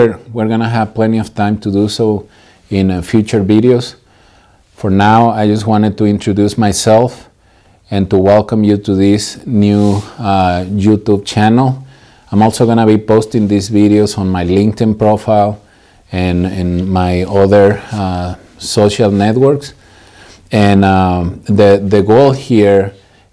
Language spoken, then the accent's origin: English; Morelia, Michoacán, Mexico; moved away as an adult; now in San Diego, United States; I'm originally from Mexico. I was born and raised in the beautiful city of Morelia, Michoacán.